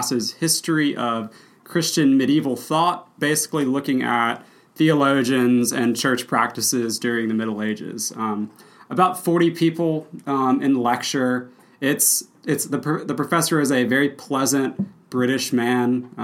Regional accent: Mississippi Delta, United States; I'm from Mississippi. I lived in the Mississippi Delta, which is flat farmland for the first 12 years of my life.

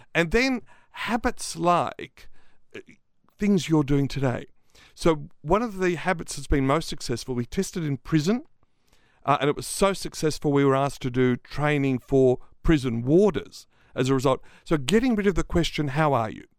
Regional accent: Australia; accent: Australian; my Australian accent

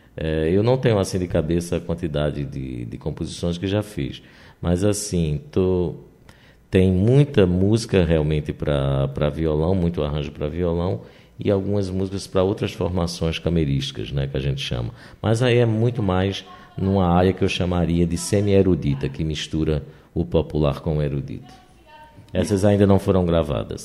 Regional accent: Northeast Region, Brazil; como nordestinos e como pessoas do interior

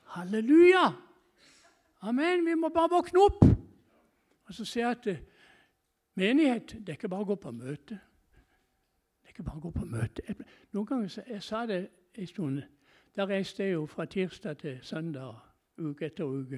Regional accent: Norway

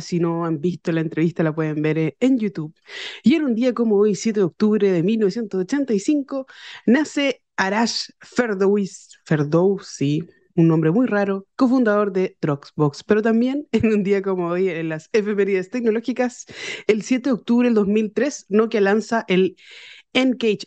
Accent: Chile; mis compatriotas

